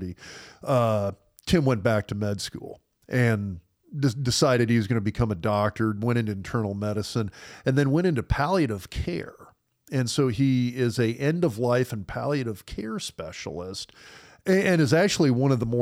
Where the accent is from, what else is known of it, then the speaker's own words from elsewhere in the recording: Lincoln, Nebraska, United States; I grew up in Lincoln